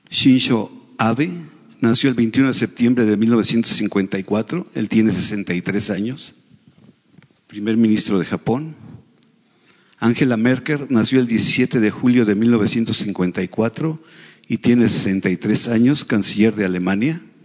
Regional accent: Mexico

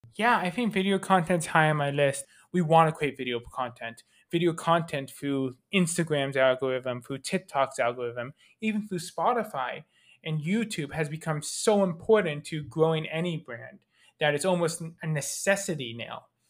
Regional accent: Canada; I'm Canadian

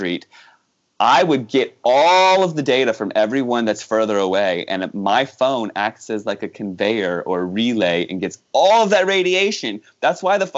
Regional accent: Virginia, United States; moved away; I grew up in Virginia.

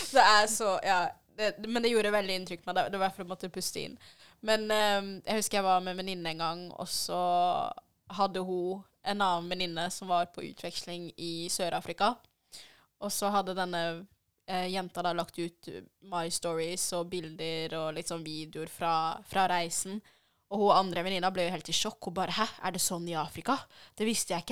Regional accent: DR Congo; now in Norway; vi er fra Den demokratiske republikken Kongo

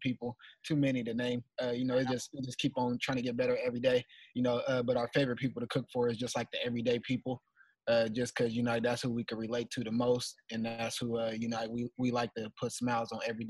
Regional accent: Portland, Oregon, United States; I'm from Northeast Portland, man, born and raised

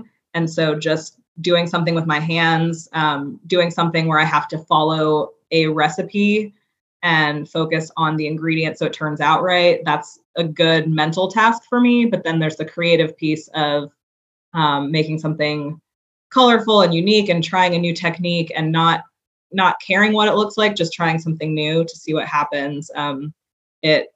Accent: New York City, New York, United States; now in Chattanooga, United States; I grew up in New York City.

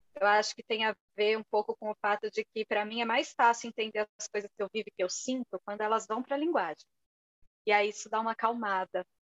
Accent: São Paulo, Brazil; also born or lived in Portugal; Eu sou de São Paulo

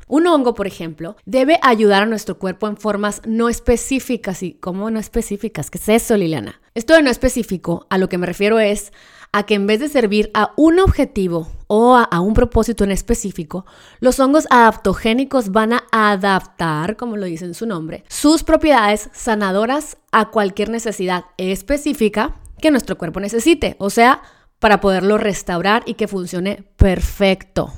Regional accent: Mexico; como mexicanos

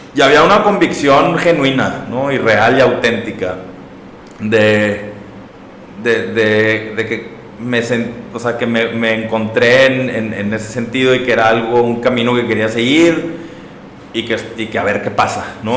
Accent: Monterrey, Nuevo León, Mexico; soy de aquí de Monterrey

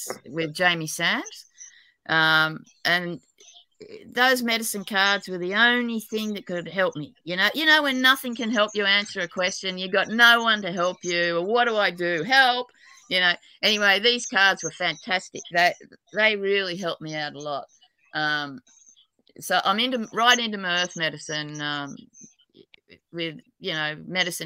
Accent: New South Wales, Australia; I'm an Aussie, New South Wales, but apparently I've got a terrible accent even in Australia.

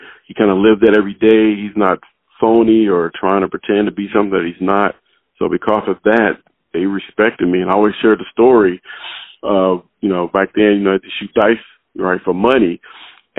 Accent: Compton, California, United States; also born or lived in Little Rock, Arkansas; I was born in Little Rock, Arkansas, but my dad moved to Compton, California when I was about 1 year old. So I actually grew up in Compton

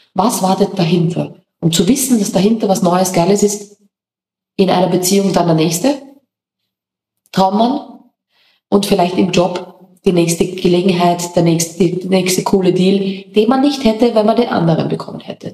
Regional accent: Austria; moved away as an adult; now in Mallorca, Spain; als Österreicher

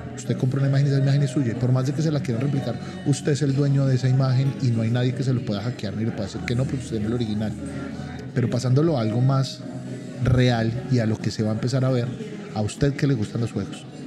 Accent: Colombia; a uno como colombiano

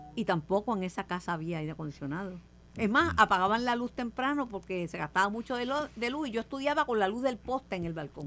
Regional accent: Mayagüez, Puerto Rico; also born or lived in Río Piedras; en mi casa nunca hubo aire acondicionado, nunca, nunca, nunca, nunca en Mayagüez

